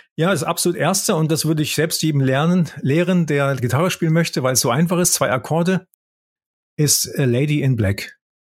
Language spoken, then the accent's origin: German; Böblingen, Baden-Württemberg, Germany; moved away as an adult; also born or lived in Tübingen / Konstanz / Heidelberg / United States; now in Wiesbaden, Germany; aufgewachsen bin ich in Böblingen. Da bin ich geboren, da bin ich aufgewachsen.